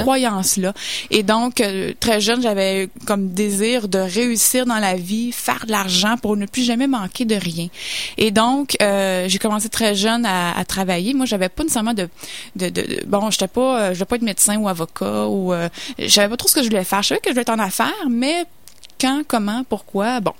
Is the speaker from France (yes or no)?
no; Saint-Hyacinthe, Quebec, Canada; je viens de Sainte-Hyacinthe, donc une petite ville